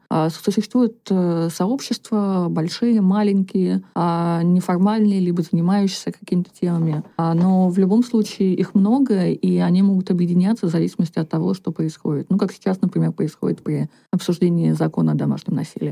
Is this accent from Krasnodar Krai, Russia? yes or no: no; Komi Republic, Russia; moved away as an adult; now in Moscow, Russia; я по национальности коми, я выросла в Коми Республике